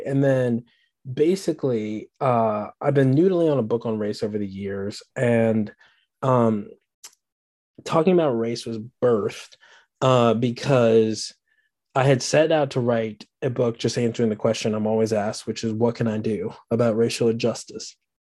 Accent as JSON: {"language": "English", "town": "Washington", "region": "District of Columbia", "country": "United States", "moved": "as an adult", "lives_now": "Birmingham, United States", "said": "I'm not from Birmingham. I'm from Washington, D C originally. Uh, that, that was home"}